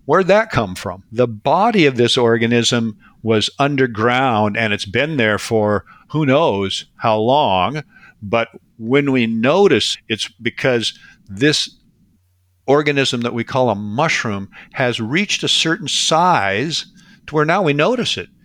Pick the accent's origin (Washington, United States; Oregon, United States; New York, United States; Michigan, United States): Washington, United States; now in British Columbia, Canada; I grew up in Washington State. So I grew up in this ecosystem out here